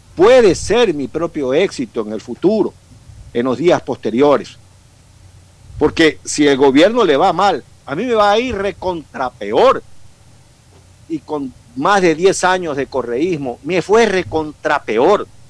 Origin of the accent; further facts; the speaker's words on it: Manabí, Ecuador; also born or lived in Quito; now in Guayaquil, Ecuador; Yo pues nací en Manabí, tengo una buena idea de mi tierra, me eduqué en Quito y tengo 35 años viviendo en Guayaquil